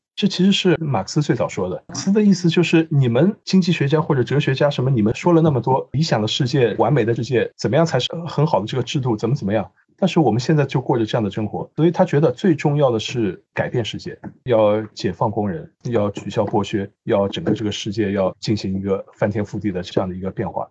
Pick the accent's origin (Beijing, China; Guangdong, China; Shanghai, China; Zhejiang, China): Shanghai, China; also born or lived in Australia; 我从小是出生在上海，生嗯。活在上海，生嗯。活了那么多年，但是我生活在上海，在上海读书的时候